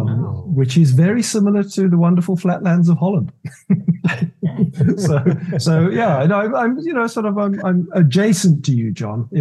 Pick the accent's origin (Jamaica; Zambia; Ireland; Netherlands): Zambia; also born or lived in United Kingdom / Zimbabwe / South Africa; So the long story is, I was born in the UK. I grew up in Zambia in Africa. I went to school in what was Rhodesia. I went to university in Cape Town in South Africa.